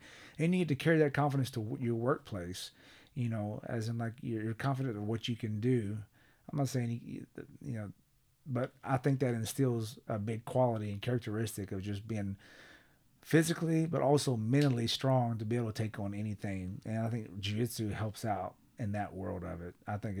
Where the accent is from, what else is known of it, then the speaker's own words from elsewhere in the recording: Sapulpa, Oklahoma, United States; Now, Sepulpa, it worked out great because I'm from Creek County, Sepulpa area.